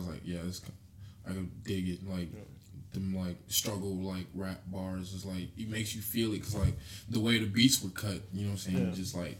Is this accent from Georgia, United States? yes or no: yes; Atlanta, Georgia, United States; being from Atlanta, but, like, you know, when you're there, actually, it's like, nah, like, I'm from here type shit